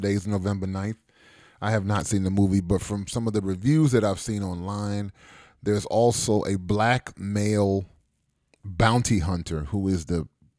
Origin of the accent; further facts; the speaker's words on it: United States; I was born in the United States. So I'm an anchor baby, right?